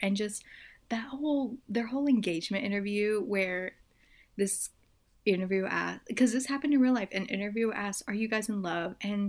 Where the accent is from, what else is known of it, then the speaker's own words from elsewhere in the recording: United States; I'm American.